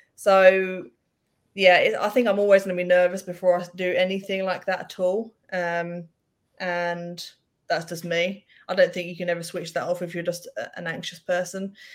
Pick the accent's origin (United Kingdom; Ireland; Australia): United Kingdom; England; being English